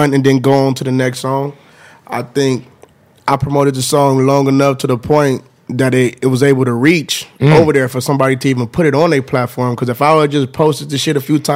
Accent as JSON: {"language": "English", "town": "Los Angeles", "region": "California", "country": "United States", "said": "I'm from South Central. I'm actually off the east side of South Central"}